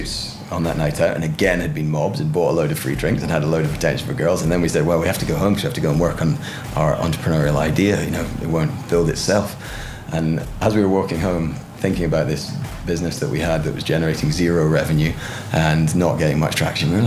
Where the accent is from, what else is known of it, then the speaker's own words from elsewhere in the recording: Gullane, Scotland, United Kingdom; moved away as an adult; also born or lived in Belgium / Buckinghamshire; started in southeast Scotland, in a little village called Gullen, where we moved to when I was five. And I lived there until I went off to university when I was 18.